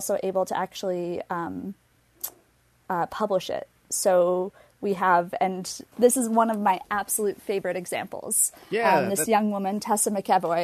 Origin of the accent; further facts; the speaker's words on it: Minneapolis–Saint Paul, Minnesota, United States; I grew up in the Twin Cities